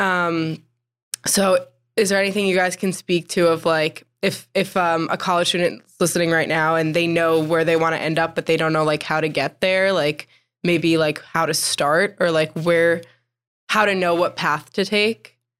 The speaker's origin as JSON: {"language": "English", "region": "New Jersey", "country": "United States", "moved": "as an adult", "lives_now": "Greenville, United States", "said": "I'm from New Jersey"}